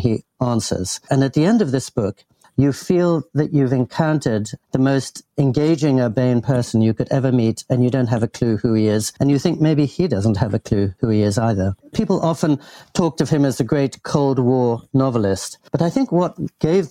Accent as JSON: {"language": "English", "region": "England", "country": "United Kingdom", "tie": "born or raised there", "said": "I grew up in England and in the heart of establishment England"}